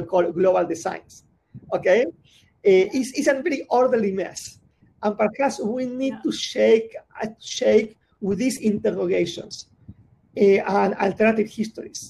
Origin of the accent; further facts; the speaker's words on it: Buenos Aires, Argentina; I'm from Buenos Aires